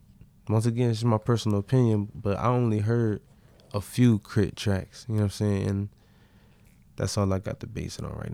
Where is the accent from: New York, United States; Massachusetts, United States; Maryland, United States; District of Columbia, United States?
Massachusetts, United States; Boston; I'm from Boston.